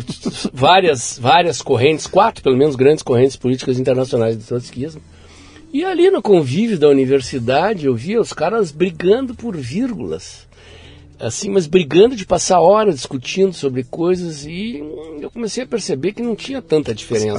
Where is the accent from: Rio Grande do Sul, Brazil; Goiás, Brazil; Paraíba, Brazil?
Rio Grande do Sul, Brazil; Porto Alegre; Eu nasci em Porto Alegre